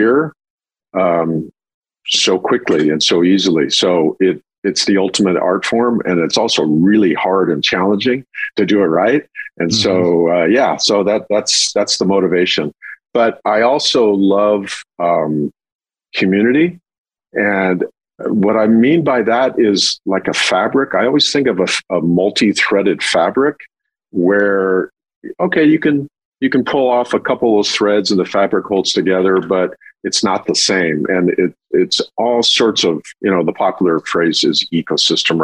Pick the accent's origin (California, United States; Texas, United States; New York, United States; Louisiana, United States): California, United States; San Clemente; now in Santa Barbara, United States; I grew up in Southern California. At the time, it was a little town called San Clemente